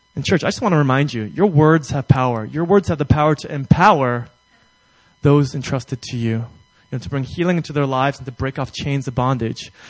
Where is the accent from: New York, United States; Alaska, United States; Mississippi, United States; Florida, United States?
New York, United States; I'm from New York